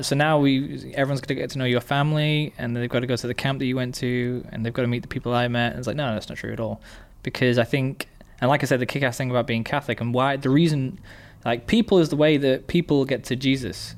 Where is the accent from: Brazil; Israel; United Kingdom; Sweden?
United Kingdom; England; being English, we have a very Christian culture